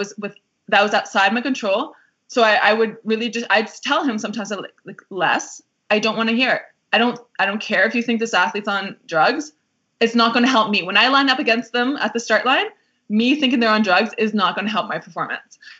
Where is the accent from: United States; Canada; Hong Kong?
Canada; I felt proud to be Canadian